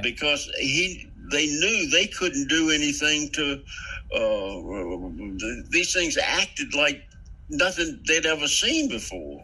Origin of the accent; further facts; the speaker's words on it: Central Virginia, United States; accent: Central Virginia; I'm from, I'm talk like everybody in Central Virginia